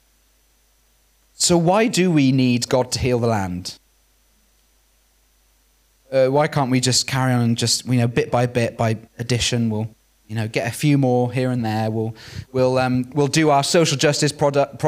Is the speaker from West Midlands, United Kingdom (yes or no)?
no; Wales, United Kingdom; growing up in Wales